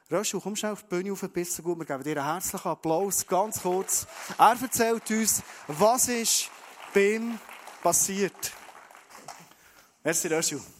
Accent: Bern, Switzerland; Dann sage ich, ja, ich bin ein Berner, ich bin ein Schweizer

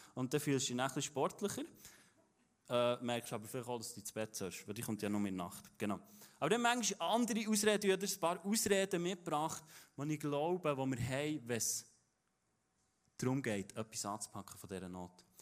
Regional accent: Interlaken, Bern, Switzerland; das ist von dort, wo ich herkomme

